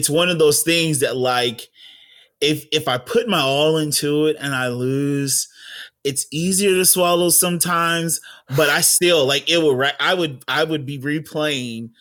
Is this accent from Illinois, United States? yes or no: yes; Centralia, Illinois, United States; born and raised in Centralia, Illinois, small knit community